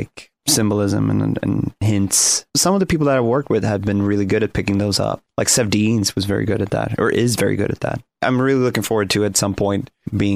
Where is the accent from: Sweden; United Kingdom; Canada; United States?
Sweden; I come from Sweden, and I grew up listening to a lot of Swedish folk music